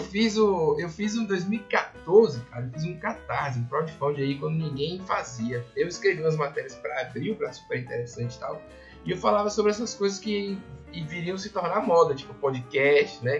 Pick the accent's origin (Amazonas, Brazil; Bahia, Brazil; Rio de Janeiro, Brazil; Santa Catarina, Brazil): Bahia, Brazil; Salvador; moved away as an adult; also born or lived in São Paulo; Eu sou de Salvador